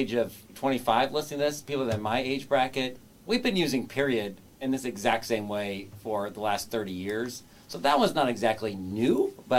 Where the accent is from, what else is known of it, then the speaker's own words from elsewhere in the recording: Kansas, United States; I'm from Bendina, Kansas, so I know all about that kind of stuff.